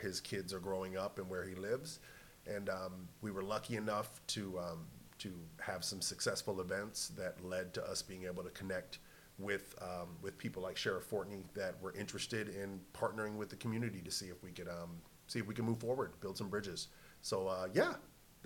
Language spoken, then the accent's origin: English; Snohomish, Washington, United States; I am from Snohomish, Washington